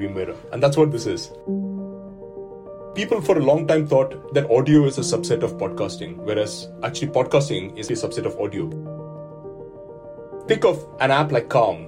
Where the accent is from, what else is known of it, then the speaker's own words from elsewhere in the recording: India; moved away as an adult; now in United Kingdom; my own background is very much that I grew up in India